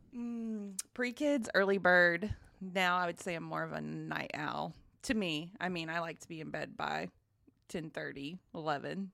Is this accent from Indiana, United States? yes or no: no; Grandfield, Oklahoma, United States; also born or lived in Wichita Falls, Texas; from a small town in southwest Oklahoma known as Grand Field. It's down in Tillman County, right on the Red River